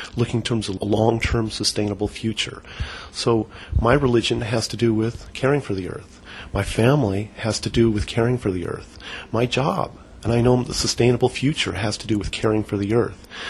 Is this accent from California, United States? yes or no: yes; Berkeley, California, United States; now in Eau Claire, United States; Born and raised in Berkeley, California